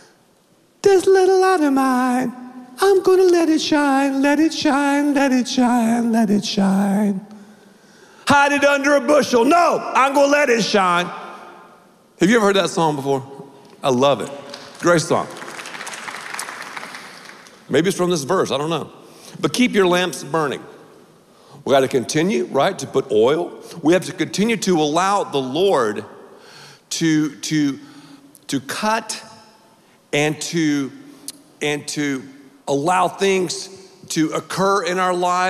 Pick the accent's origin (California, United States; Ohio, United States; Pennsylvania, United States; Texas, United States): Texas, United States; Dallas; I'm from Dallas